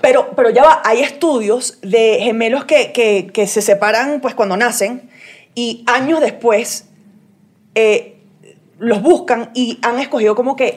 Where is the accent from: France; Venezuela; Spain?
Venezuela; also born or lived in United States; yo soy venezolana American